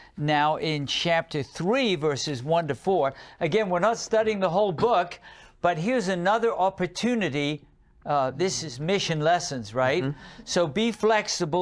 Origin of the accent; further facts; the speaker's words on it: England, United Kingdom; I grew up in England